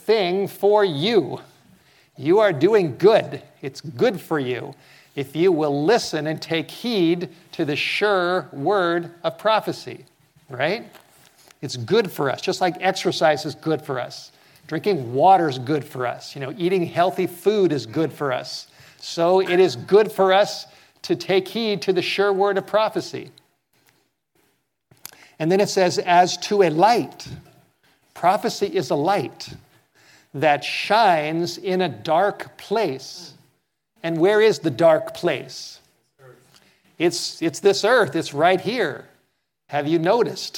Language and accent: English; Los Angeles, California, United States; I grew up in Southern California, and I've been in many earthquakes.